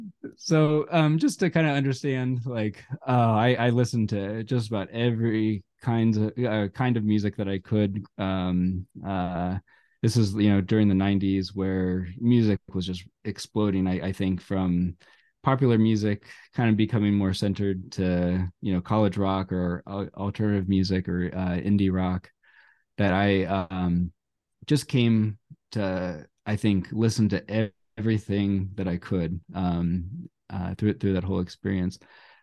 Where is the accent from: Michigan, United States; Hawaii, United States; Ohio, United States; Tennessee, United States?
Ohio, United States; Cincinnati; I think where I grew up in Cincinnati, just out of Cincinnati, we had a really great radio station out of Miami University.